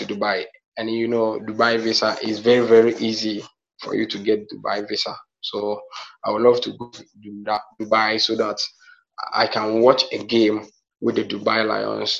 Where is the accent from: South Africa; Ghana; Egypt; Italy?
Ghana; Even a man in my village, he told me that my hometown